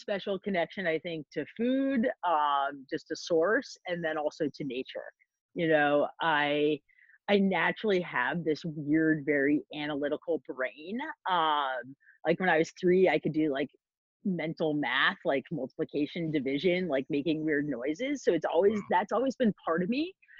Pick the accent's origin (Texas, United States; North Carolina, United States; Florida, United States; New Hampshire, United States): New Hampshire, United States; Hanover; I grew up next to Dartmouth College. So I had this idea of high academics. And growing up in New England